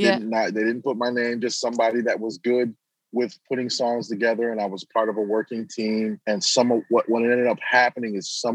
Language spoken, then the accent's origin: English; Grand Rapids, Michigan, United States; I'm actually born to mother and father, Nigerian parents. Okay. I am American born though. So I'm somewhat of a hybrid. I have been back home three times to Nigeria over the years, but I grew up in Grand Rapids, Michigan